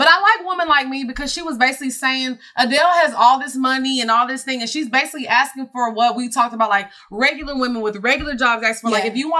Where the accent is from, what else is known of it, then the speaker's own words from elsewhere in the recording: Nigeria; Y'all know I'm Nigerian.